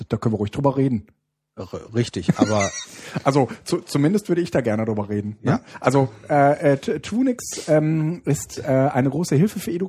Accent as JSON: {"language": "German", "town": "Baiersbronn", "region": "Baden-Württemberg", "country": "Germany", "said": "ich komme aus Bayersbronn. Ja, das ist ähm, das ist jetzt, äh, sage ich mal, die Umge also das ist schon ein bisschen im Süden."}